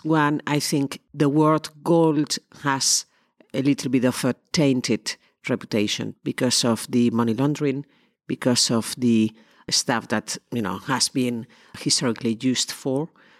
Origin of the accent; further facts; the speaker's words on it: Spain; English is a second language; moved away as an adult; now in London, United Kingdom; I'm originally from Spain. I came to London 25 years ago. I did the usual thing that Spanish people